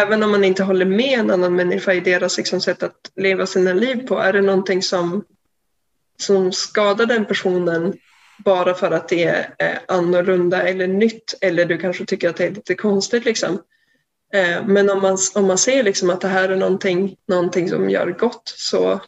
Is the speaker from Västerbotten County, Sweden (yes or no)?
yes; Umeå, Västerbotten County, Sweden; now in Gothenburg, Sweden; jag bor i Göteborg just nu, men jag kommer från Umeå